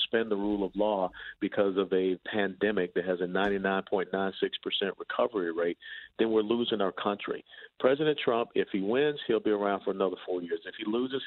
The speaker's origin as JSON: {"language": "English", "town": "Atlanta", "region": "Georgia", "country": "United States", "tie": "born or raised there", "said": "I grew up in Atlanta"}